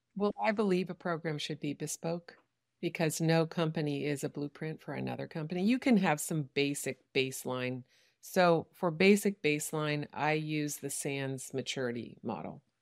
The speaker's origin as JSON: {"language": "English", "country": "United States", "said": "I'm an American who only speaks English"}